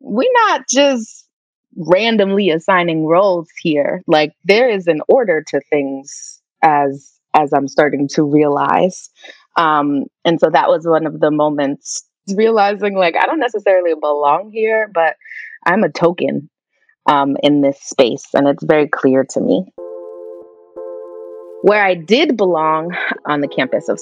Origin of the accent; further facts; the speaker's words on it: White Plains, New York, United States; also born or lived in Katonah, New York; I grew up in White Plains, New York, which is a suburb right outside of the Bronx in New York.